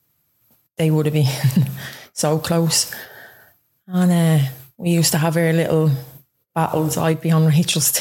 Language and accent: English; Dublin, Leinster, Ireland; now in Ballyfermot, Ireland; I'm originally from Ringsend and I live in Ballyfermot now, nearly the last 4 years.